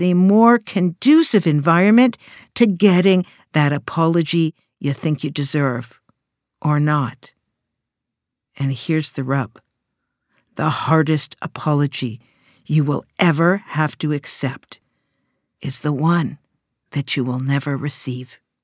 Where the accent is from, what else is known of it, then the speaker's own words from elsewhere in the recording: Canada; I'm Canadian